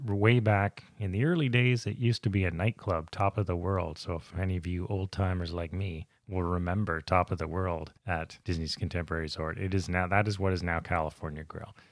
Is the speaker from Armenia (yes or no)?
no; Canada; we're Canadian